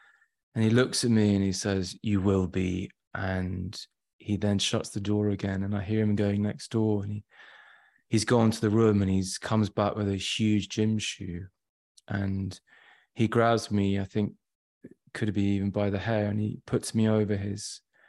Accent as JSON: {"language": "English", "town": "Shrewsbury", "region": "West Midlands", "country": "United Kingdom", "tie": "born there", "said": "I was born in Shropshire, Shrewsbury, and then, which is in the middle of England, sort of on the west side."}